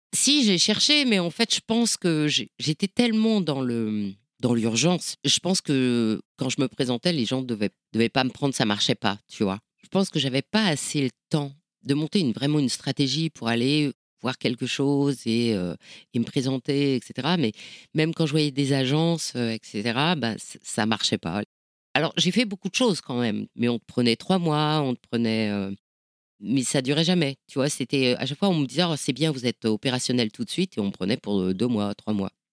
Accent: Nord, Hauts-de-France, France; je viens du, viens du Nord

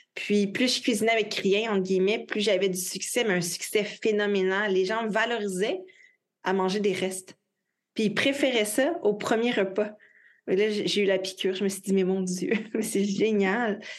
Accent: Quebec, Canada; Je travaille principalement euh, de mon pays natal, donc euh, du Québec

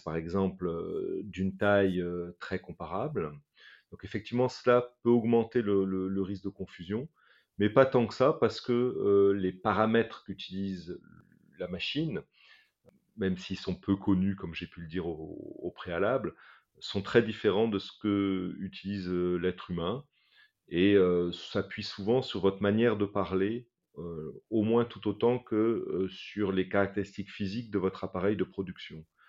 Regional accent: Morocco; now in France; J'ai personnellement grandi au Maroc et je sais que ma voix... Euh, trahit forcément euh, mon, passé euh, dans, un autre pays que, la France.

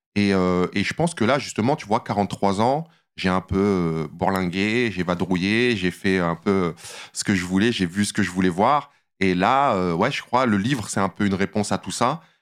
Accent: Saint-Cyr-l'École, Île-de-France, France; moved away as an adult; now in Los Angeles, United States; je viens d'une petite cité HLM en banlieue parisienne, dans les Yvelines, Saint-Cyr-l'École, où j'ai grandi

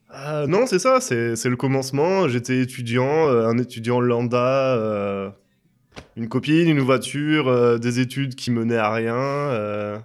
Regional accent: France; moved away as an adult; also born or lived in England; je suis en France depuis un an et demi, je suis français.

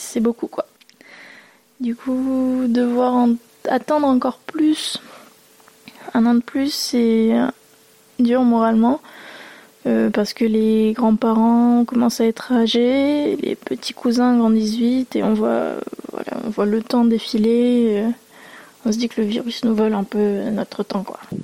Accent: France; j'ai grandi en France et mes parents sont venus euh, de Taïwan

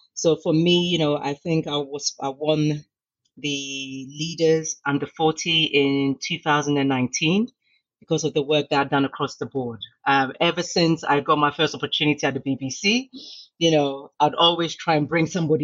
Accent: London, United Kingdom; also born or lived in Ghana; I was raised in the UK

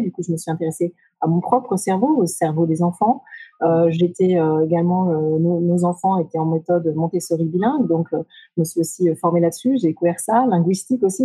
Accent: Brittany, France; moved away as an adult; also born or lived in Japan; j'ai grandi en Bretagne

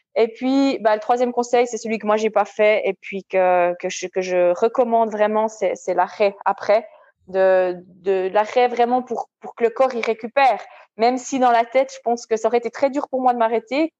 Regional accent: Switzerland; En tant que Suissesse

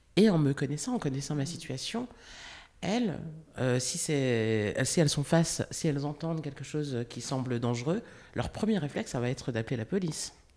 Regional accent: the Vosges, Grand Est, France; je suis née en France, je suis née dans les Vosges, j'ai grandi dans les Vosges.

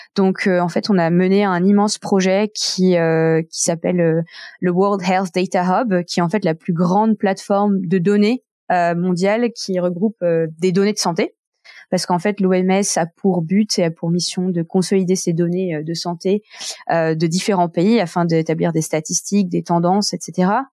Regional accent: Nantes, Pays de la Loire, France; moved away as an adult; now in Geneva, Switzerland; je suis née à Nantes euh, d'un père hongkongais et une mère française

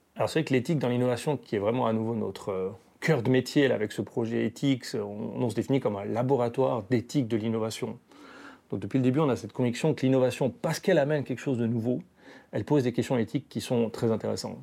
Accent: Valais, Switzerland; now in German-speaking Switzerland, Switzerland; je suis un Valaisan établi en Suisse alémanique depuis de nombreuses années

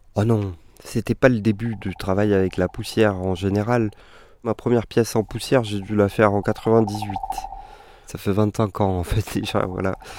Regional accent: Réunion; moved away; j'ai grandi à La Réunion

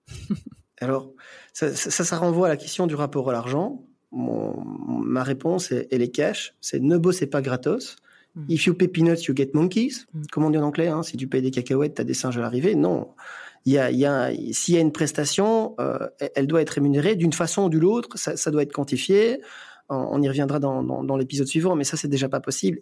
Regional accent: Belgium; chez nous en Belgique

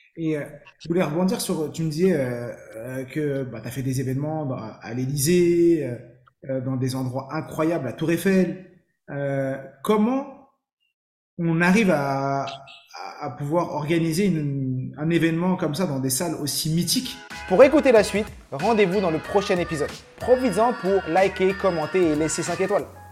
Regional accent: Saint-Ouen, Île-de-France, France; j'ai grandi à Saint-Ouen dans le 93, j'ai tout fait à Saint-Ouen.

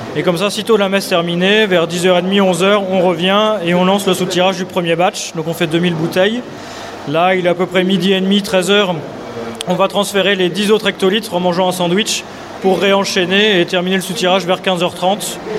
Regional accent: Lille, Hauts-de-France, France; moved away as an adult; now in Saint-Wandrille, France; dans ma jeunesse à Lille

